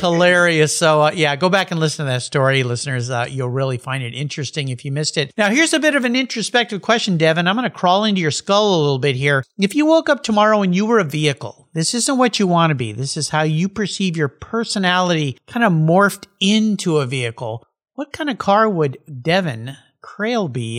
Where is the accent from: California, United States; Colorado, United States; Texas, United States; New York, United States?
California, United States; San Diego; I grew up surfing with when we were growing up in La Jolla